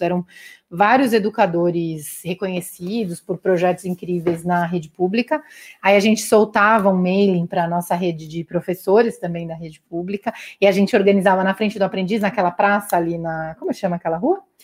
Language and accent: Portuguese; Guarulhos, São Paulo, Brazil; moved away as an adult; also born or lived in Auroville, India; sou da ZL, tamo junto, Guarulhense, nasci em Guarulhos, mano, tamo junto, sou ZL